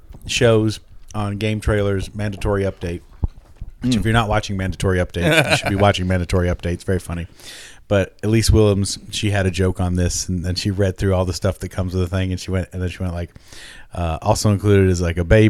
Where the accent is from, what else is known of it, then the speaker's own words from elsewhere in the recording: Richmond, Kentucky, United States; now in Las Vegas, United States; A woman from my hometown won that contest. Did she really? A woman from Richmond, Kentucky won that contest. Mm-hmm. That was before I'd come to Vegas.